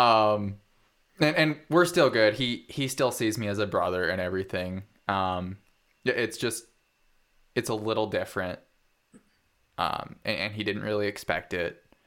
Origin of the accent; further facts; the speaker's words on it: Parma, Idaho, United States; also born or lived in Fruitland, Idaho / Hells Canyon; I grew up in Parma, Idaho, on a farm of about fifty-five acres, for the most part